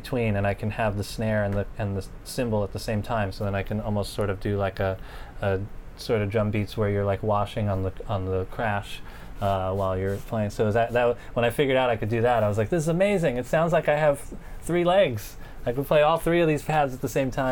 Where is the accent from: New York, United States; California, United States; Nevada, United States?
New York, United States; New York City; also born or lived in Staten Island; I grew up here, so I was playing around like as a teenager. I was living in Bensonhurst, Brooklyn